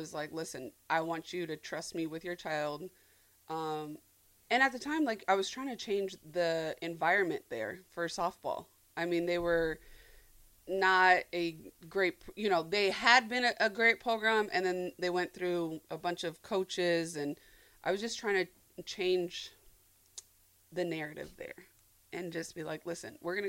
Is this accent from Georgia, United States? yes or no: no; Arizona, United States; moved away as an adult; also born or lived in Mississippi; I'm from Arizona. I live in Mississippi